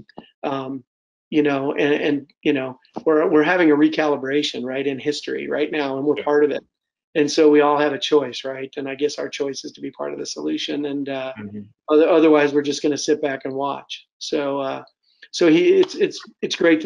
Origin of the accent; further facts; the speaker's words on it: United Kingdom; now in Michigan, United States; being a Brit and having those ties